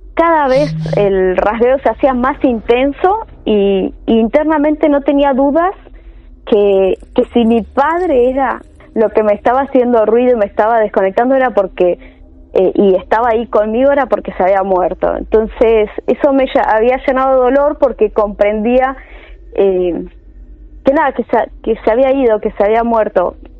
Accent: Chaco, Argentina; moved away as an adult; now in Buenos Aires, Argentina; yo nací en Chaco

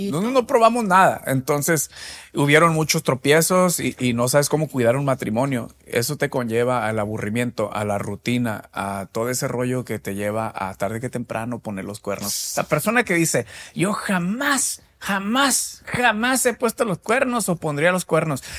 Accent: Mexico; nosotros los mexicanos

